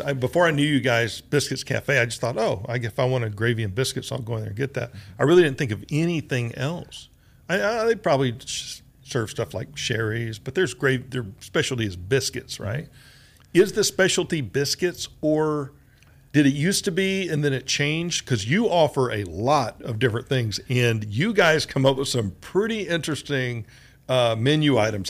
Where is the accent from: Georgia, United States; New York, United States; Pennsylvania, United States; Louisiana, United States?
Georgia, United States; moved away; also born or lived in Oklahoma; I grew up in Georgia and Oklahoma